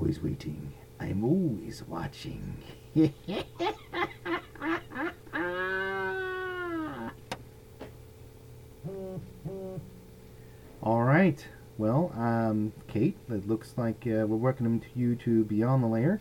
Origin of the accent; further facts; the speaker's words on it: United States; being an American male in his late 40s